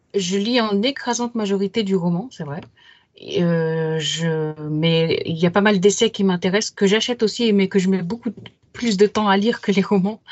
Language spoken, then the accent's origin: French; Yvelines, Île-de-France, France; J'ai grandi dans les Yvelines, un département de l'ouest de Paris